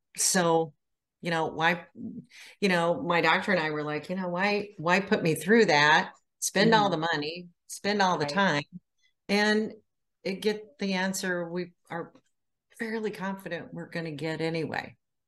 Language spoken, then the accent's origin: English; Iowa, United States; now in Indiana, United States; Well, I live in Indiana. I'm originally from Iowa. Moved around the country a lot and landed here.